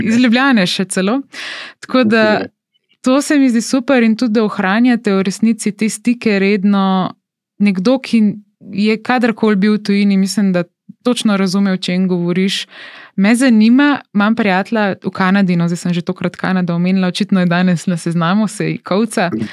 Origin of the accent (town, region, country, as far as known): Slovenia